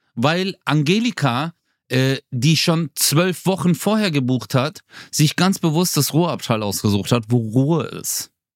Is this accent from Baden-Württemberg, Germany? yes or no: yes; Swabia, Baden-Württemberg, Germany; Ich komme aus dem Schwabeländle.